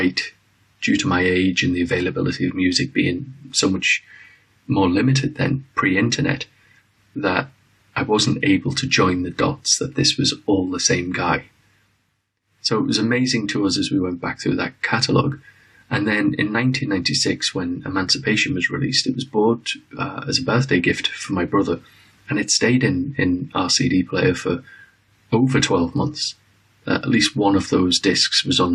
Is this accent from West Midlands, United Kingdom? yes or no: no; Liverpool, North West England, United Kingdom; now in London, United Kingdom; I come from Liverpool, England, originally